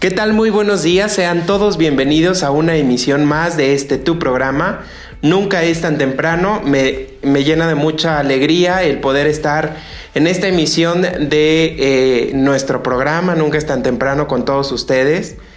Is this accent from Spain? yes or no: no; Mexico; nosotros como mexicanos